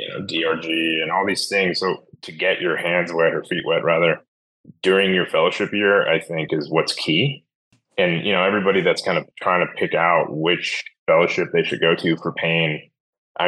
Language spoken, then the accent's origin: English; Charlotte, North Carolina, United States; I started this practice in my hometown of Charlotte, North Carolina